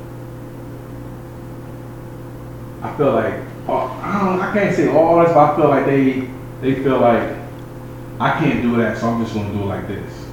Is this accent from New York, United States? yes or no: yes; New York City, New York, United States; now in Midwest, United States; I'm from the Bronx